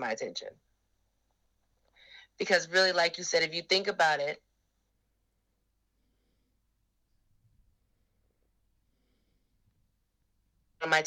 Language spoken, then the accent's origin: English; United States; I was born in America, and I'm a black woman